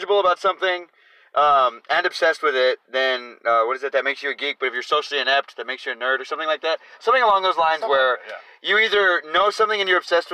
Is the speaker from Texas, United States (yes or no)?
yes; San Antonio, Texas, United States; both of us growing up in San Antonio